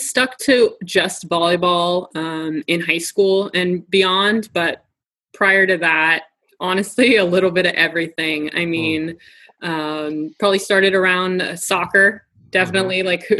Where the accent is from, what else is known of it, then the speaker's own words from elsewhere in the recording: San Jose, California, United States; also born or lived in San Luis Obispo; San Jose. So about 2.5-3 hours away from San Luis Obispo.